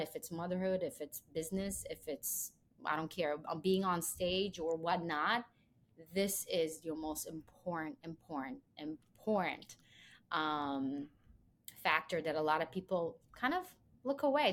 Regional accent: Israel; moved away as an adult; also born or lived in Belarus; now in New York, United States; I was born in Belarus, and I was actually moved with my family when I was three years old to Israel, and pretty much had one my whole childhood there.

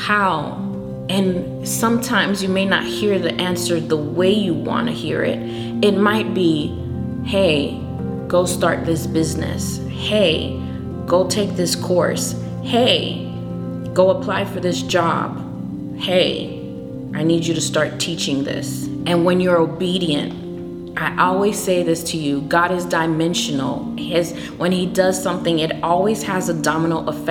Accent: United States; I was born in America, but my parents are from another country

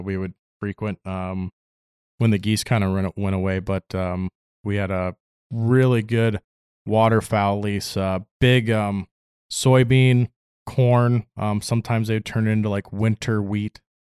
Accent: Palatine, Illinois, United States; now in Fairbanks, United States; a little suburb called Palatine

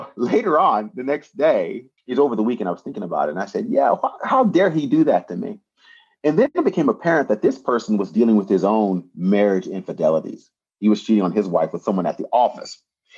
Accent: United States; moved away as an adult; now in Japan; growing up in America

